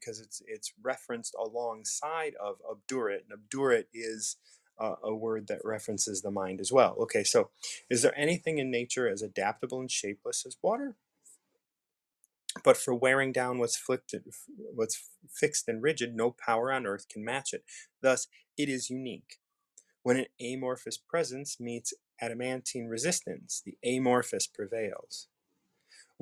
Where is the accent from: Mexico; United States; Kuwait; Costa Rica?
United States; I'm from the States. I'm an American